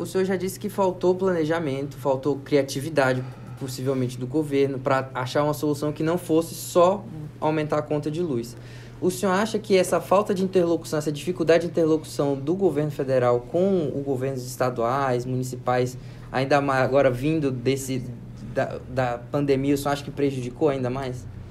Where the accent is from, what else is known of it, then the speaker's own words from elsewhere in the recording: Pará, Brazil; eu sou do Pará